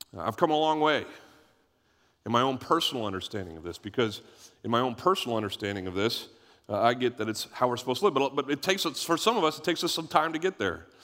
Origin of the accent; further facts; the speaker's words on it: United States; I'm an American